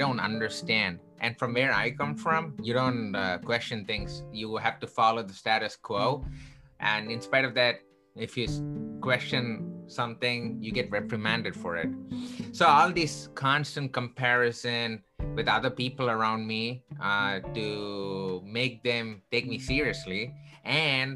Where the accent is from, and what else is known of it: Chennai, Tamil Nadu, India; born or raised there; now in Chicago, United States